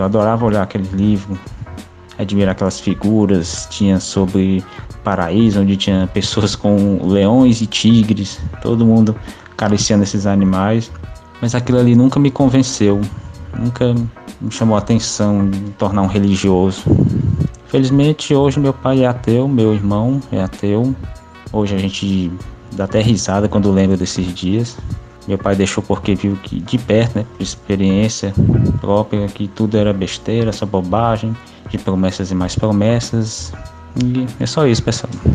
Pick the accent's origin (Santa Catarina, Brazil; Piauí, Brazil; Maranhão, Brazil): Piauí, Brazil; Teresina; Sou de Teresina, Piauí